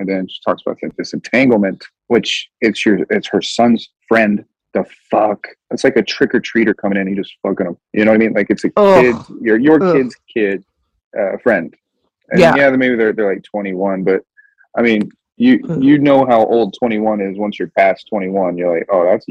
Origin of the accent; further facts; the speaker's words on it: Kansas, United States; moved away as an adult; now in West Coast, United States; I'm from Kansas, man. This shit's flat as hell out there.